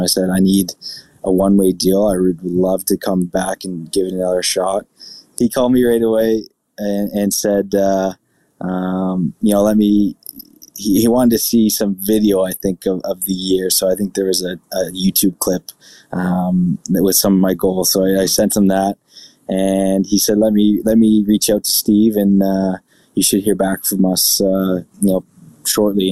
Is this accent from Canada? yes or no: yes; Burlington, Ontario, Canada; moved away; also born or lived in Buffalo; my hometown in Burlington